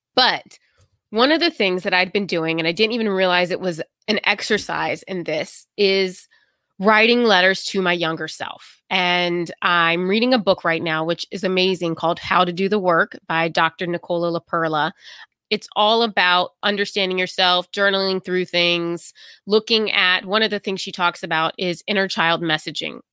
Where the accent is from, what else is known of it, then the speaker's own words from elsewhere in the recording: the South, United States; moved away as an adult; now in New England, United States; I grew up in the South